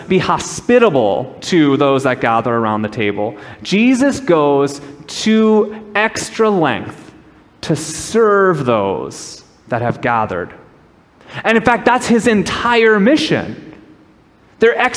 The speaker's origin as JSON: {"language": "English", "region": "Minnesota", "country": "United States", "tie": "born or raised there", "also_born_or_lived": "Southern California", "moved": "as an adult", "said": "I grew up in Minnesota, and I was in Southern California"}